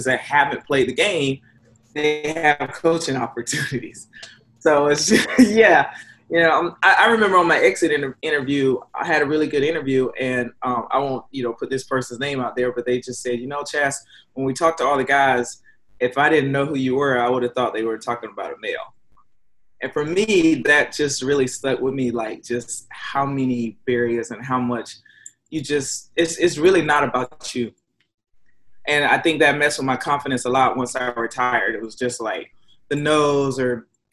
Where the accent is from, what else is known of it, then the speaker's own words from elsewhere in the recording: the South, United States; growing up in the South